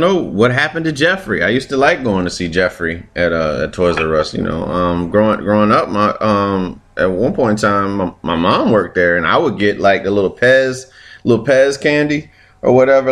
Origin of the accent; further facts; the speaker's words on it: Chesapeake, Virginia, United States; growing up in Virginia